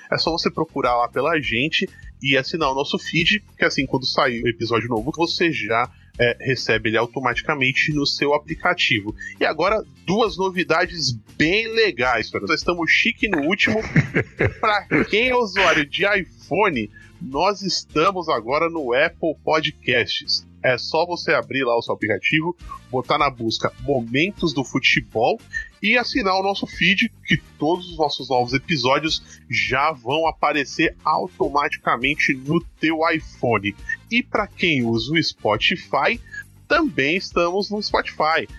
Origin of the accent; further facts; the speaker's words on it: São Paulo, Brazil; tanto eu quanto o Fernandão somos daqui de São Paulo